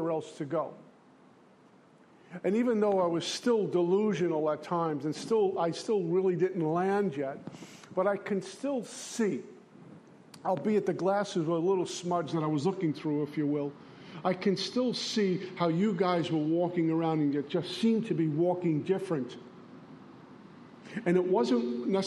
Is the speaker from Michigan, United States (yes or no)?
no; New York City, New York, United States; accent: Brooklyn; moved away as an adult; also born or lived in Long Island, New York / Minnesota; You can tell I'm from Brooklyn and not from Oklahoma, by the way I speak.